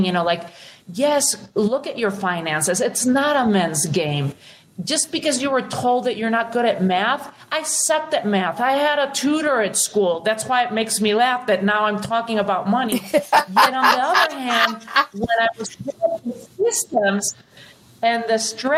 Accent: Spain; moved away; I was born and raised in Spain

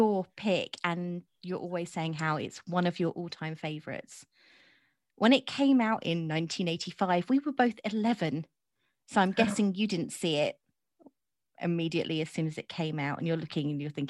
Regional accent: United Kingdom; us being British.

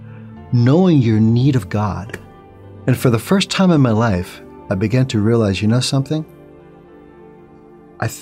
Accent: New York City, New York, United States; I'm originally from New York City. Grew up in a Jewish home.

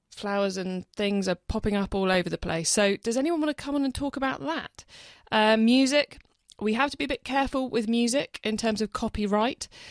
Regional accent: the Roseland, South West England, United Kingdom; moved away; I grew up on the Roseland, and about five years ago I moved back. I live here full-time

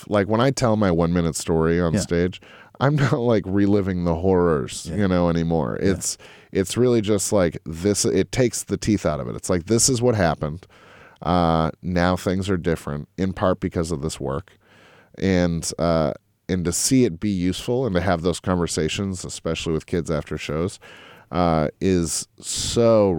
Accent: Lexington, Massachusetts, United States; I grew up in Lexington, Mass. My parents worked for the post office.

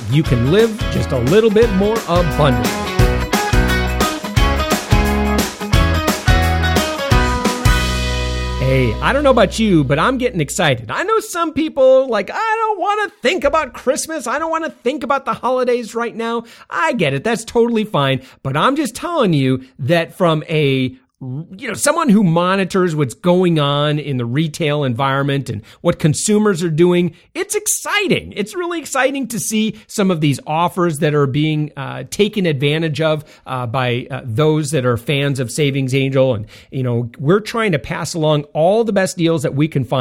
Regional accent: west side of Michigan, United States; moved away as an adult; now in Central Florida, United States; I'm from Michigan.

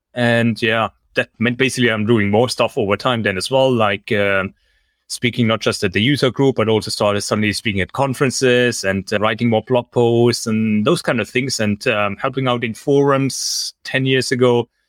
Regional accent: Germany; moved away as an adult; now in Singapore; I'm originally from Germany and I studied in Germany

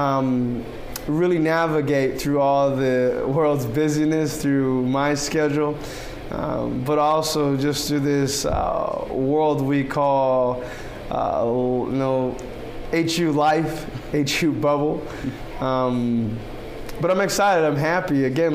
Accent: Miami, Florida, United States; moved away as an adult; now in Huntington, United States; I am Haitian French American, and I'm from Miami, Florida

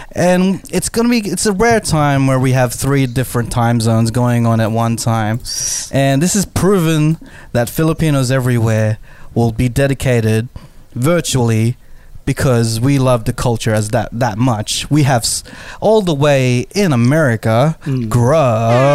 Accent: Sydney, New South Wales, Australia; in the West Sydney that I know I've been grow- brought up in high school

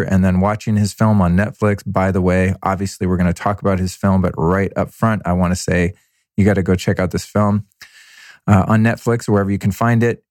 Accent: United States; as an American man

